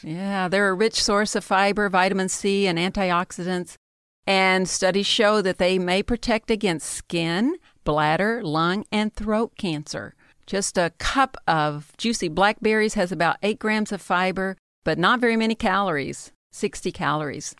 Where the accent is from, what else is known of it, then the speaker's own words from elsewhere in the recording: the South, United States; I'm from the South